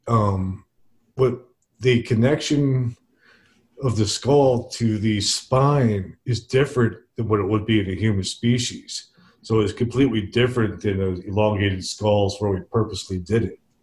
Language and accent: English; Princeton, New Jersey, United States; Princeton, which is my hometown